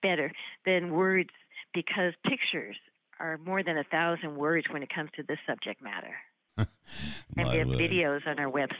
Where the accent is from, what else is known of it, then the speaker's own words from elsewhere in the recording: Sacramento, California, United States; now in Tucson, United States; I was raised in Sacramento